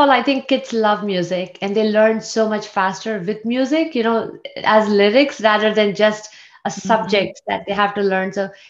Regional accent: India; moved away; I grew up in India

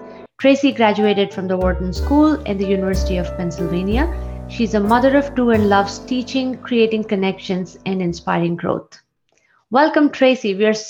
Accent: India; moved away; I grew up in India

